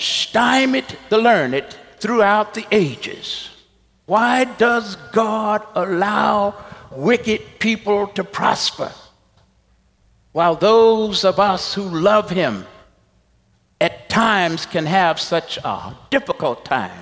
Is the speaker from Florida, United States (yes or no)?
no; Texas, United States; moved away; when I was a young pastor in Texas, my home state